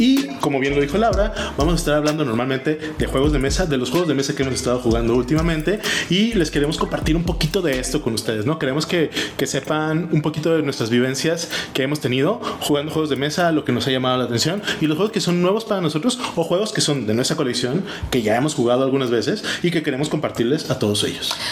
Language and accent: Spanish; Mexico; now in Germany; aunque nosotros estamos en Alemania, seguimos siendo mexicanos